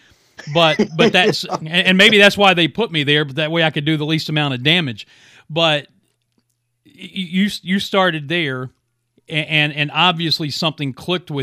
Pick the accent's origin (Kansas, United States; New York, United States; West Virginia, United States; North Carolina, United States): West Virginia, United States; Williamson; moved away; from my hometown of Williamson, West Virginia. When I was in high school